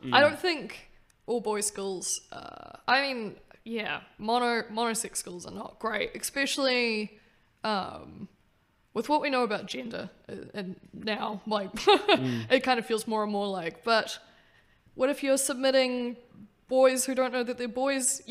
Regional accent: Auckland, New Zealand; I grew up in Auckland

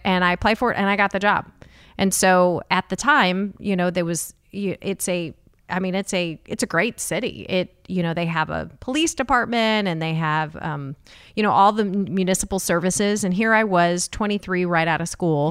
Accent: Jefferson City, Missouri, United States; now in Kansas City, United States; I am from Jefferson City

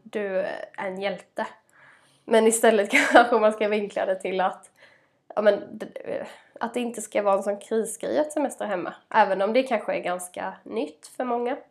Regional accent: Småland, Sweden; born or raised there

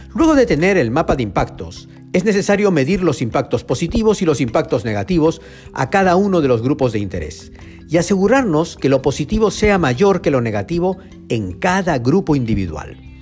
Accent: Arequipa, Peru; Yo crecí en Arequipa, a cuatro calles del río Chile

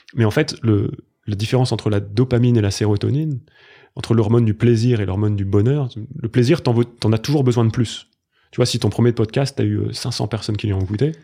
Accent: Grenoble, Auvergne-Rhône-Alpes, France; j'ai grandi à Grenoble

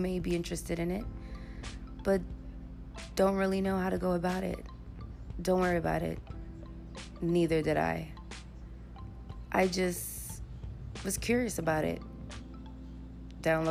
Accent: New York City, New York, United States; moved away as an adult; being a person from the Bronx

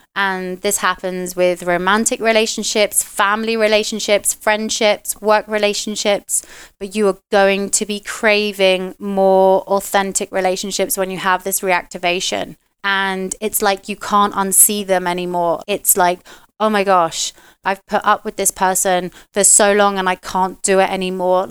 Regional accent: United Kingdom; moved away; being a Brit where, you know, we used to drink all the time

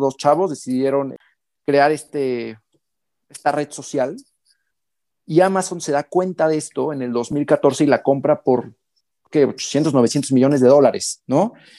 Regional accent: Mexico; also born or lived in Hamburg, Germany; un intercambio de seis meses en mi país, en, México

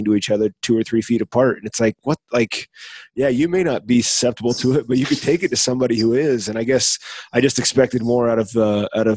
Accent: Iowa, United States; I grew up in the middle of BFE, Iowa, though, and like I know those kinds of people

